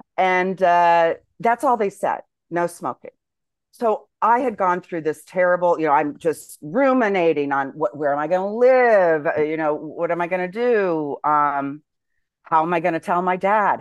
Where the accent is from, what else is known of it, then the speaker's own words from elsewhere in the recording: United States; moved away as an adult; I'm an American